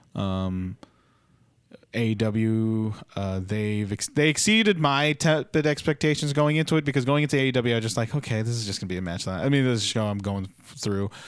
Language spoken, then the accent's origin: English; Philippines; As a Filipino